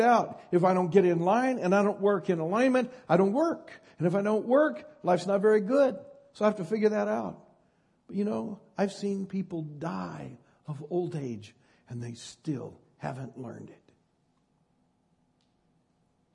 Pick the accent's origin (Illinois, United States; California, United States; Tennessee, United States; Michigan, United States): California, United States; Northern; I'm from Northern California